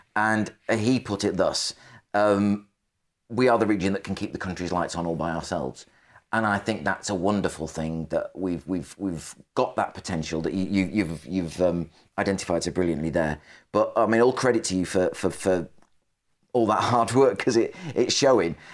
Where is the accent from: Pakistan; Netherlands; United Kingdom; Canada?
United Kingdom; the Northwest, North West England; moved away; I'm from the Northwest